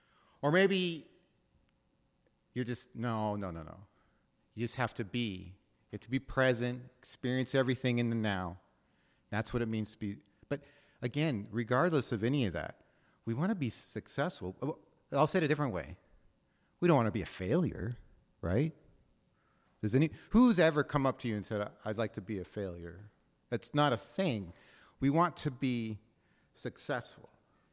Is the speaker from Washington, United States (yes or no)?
yes; Seattle, Washington, United States; Now, recognize, I'm from Ballard, right? And you all know where Ballard is. It's on the other side of the cut, right?